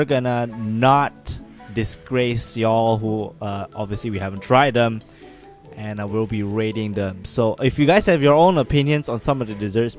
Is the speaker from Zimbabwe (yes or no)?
no; Malaysia; We're two Malaysian friends